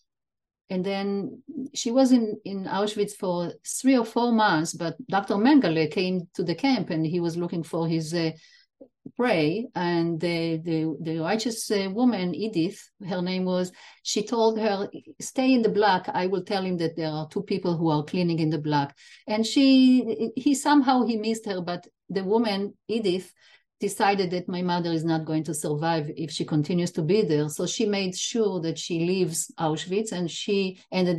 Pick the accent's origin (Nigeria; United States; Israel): Israel; I was born in Israel, but my parents are Holocaust survivors, both of them